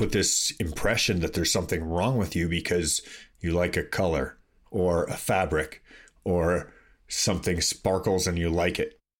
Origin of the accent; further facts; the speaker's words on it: Toronto, Ontario, Canada; when I grew up in Toronto, I would consider to be a very liberal place